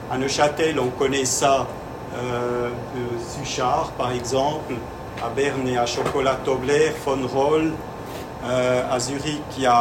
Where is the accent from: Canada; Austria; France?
Austria; Vienna; comme je viens de Vienne, euh, je peux un peu vous présenter comment ça s'est passé début du XXe siècle à, à Vienne.